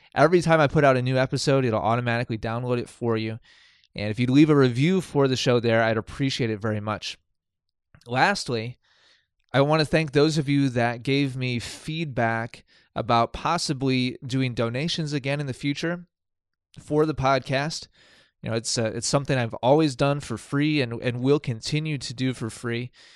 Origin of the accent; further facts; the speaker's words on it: Milwaukee, Wisconsin, United States; moved away as an adult; also born or lived in East Coast; I'm from Milwaukee, Wisconsin